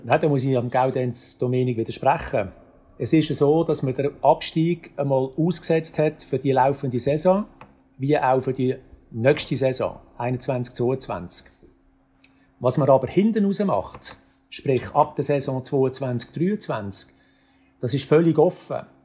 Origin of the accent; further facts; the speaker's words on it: Aarau, Aargau, Switzerland; ich bin in Zarau aufgewachsen und zwar äh, vom Brücklifeld und neben der Kunsteisbahn Aarau